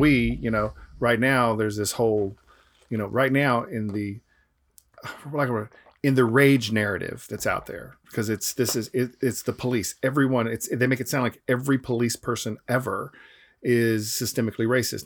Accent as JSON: {"language": "English", "town": "Atlanta", "region": "Georgia", "country": "United States", "tie": "born or raised there", "moved": "yes", "said": "where I grew up in Atlanta, it's, um, it's only sixty percent white"}